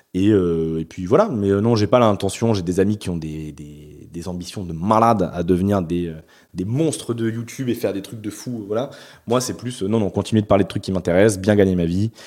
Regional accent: Bordeaux, Nouvelle-Aquitaine, France; also born or lived in Paris; je suis né à Bordeaux, j'ai fait deux ans à Paris pour un stage, enfin pour de l'alternance, mais, mais je suis revenu ici

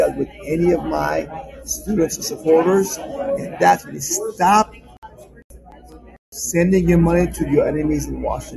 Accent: Iran; now in United States; I'm an immigrant from Iran.

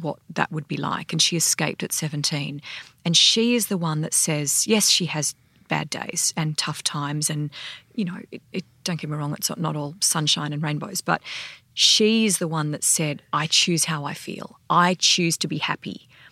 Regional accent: Sydney, New South Wales, Australia; I grew up in Sydney

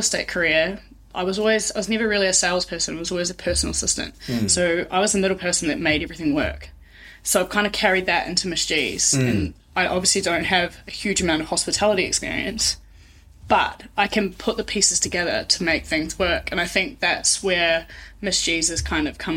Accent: Taranaki, New Zealand; also born or lived in Brisbane, Australia; now in Tauranga, New Zealand; So I'm originally from Taranaki, moved to Brisbane

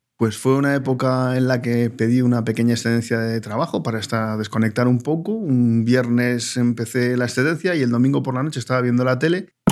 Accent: Bilbao, Basque Country, Spain; soy de Bilbao

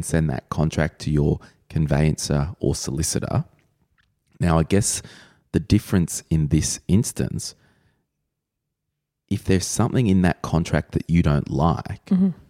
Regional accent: New South Wales, Australia; And I'm from New South Wales

